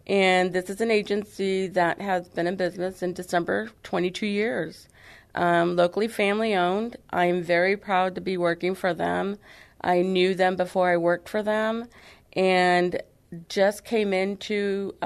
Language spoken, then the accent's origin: English; San Antonio, Texas, United States; now in Floresville, United States; I was born and raised in San Antonio, Texas, and then about 30 years ago decided to move out to Floresville, Texas